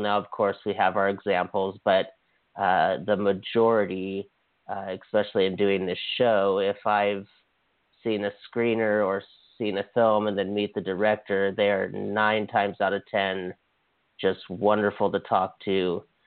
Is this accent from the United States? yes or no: yes; Hawaii, United States; moved away; also born or lived in Canada; I was from Hawaii